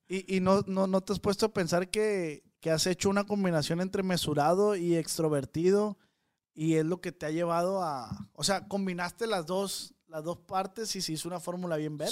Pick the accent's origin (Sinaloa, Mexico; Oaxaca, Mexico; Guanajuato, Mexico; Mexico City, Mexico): Sinaloa, Mexico; Culiacán; Los de Culiacán